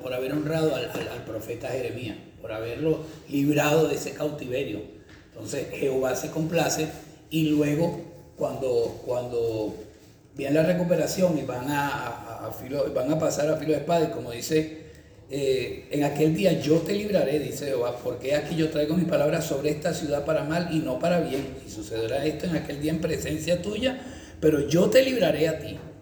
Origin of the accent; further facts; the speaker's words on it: Valencia, Carabobo, Venezuela; also born or lived in San Fernando de Apure, Venezuela; Allá en donde yo me crié, en Valencia